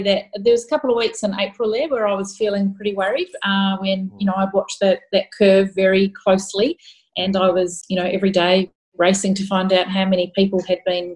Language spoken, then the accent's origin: English; New Zealand; moved away as an adult; also born or lived in Christchurch, New Zealand / Melbourne, Australia / Victoria, Australia / Canberra, Australia; now in Geelong, Australia; I was raised in New Zealand and did my schooling and did my nursing education there